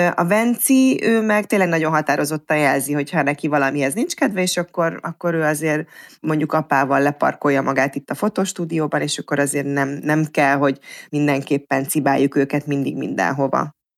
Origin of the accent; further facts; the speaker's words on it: Mórahalom, Csongrád-Csanád, Hungary; én Szeged mellett Mórahalman nőttem fel